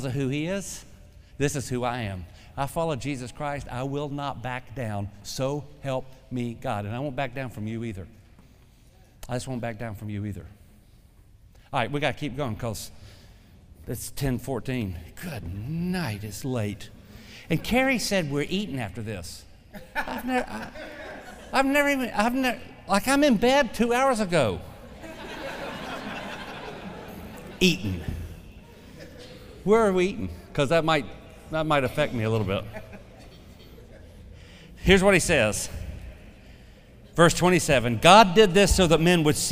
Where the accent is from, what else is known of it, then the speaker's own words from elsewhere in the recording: the South, United States; I'm a Southerner